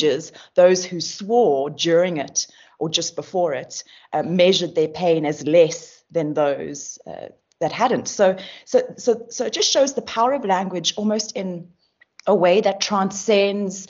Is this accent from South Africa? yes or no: yes; South Africa; us being South African